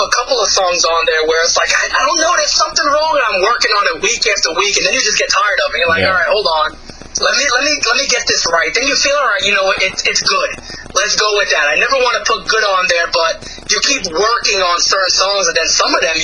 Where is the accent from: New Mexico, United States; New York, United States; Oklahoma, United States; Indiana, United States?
New York, United States; New York City; now in Virginia, United States; I grew up in the Bronx, moved to Virginia, went back to the Bronx, and now I'm back in Virginia again